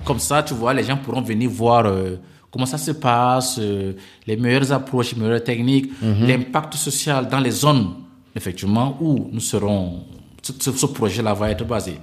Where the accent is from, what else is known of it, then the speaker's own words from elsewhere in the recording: Central African Republic; chez nous en RCA